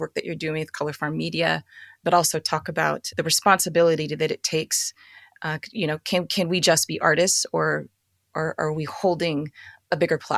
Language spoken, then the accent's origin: English; Philippines; I'm Filipino.